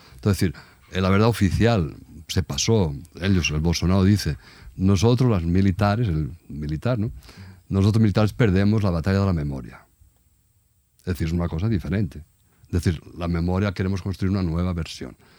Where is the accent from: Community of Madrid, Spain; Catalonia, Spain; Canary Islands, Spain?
Catalonia, Spain; Barcelona; moved away as an adult; now in Brazil; yo soy de Barcelona.